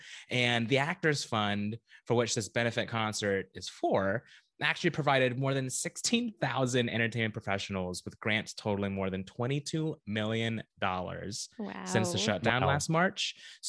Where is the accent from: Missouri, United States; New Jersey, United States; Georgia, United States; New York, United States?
New York, United States; As a New Yorker, I am particularly excited for the official return of Broadway.